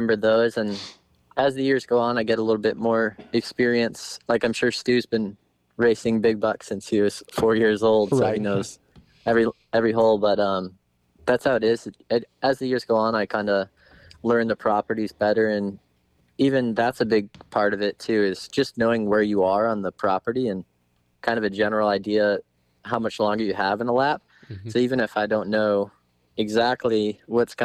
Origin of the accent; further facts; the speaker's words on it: Connecticut, United States; I grew up in Connecticut, riding local Hare scrambles